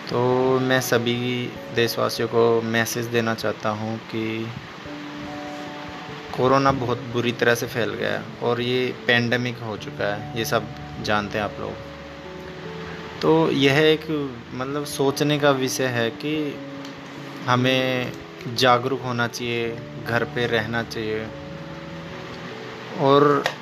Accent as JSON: {"language": "Hindi", "country": "India", "said": "मैं इंडिया से हूँ"}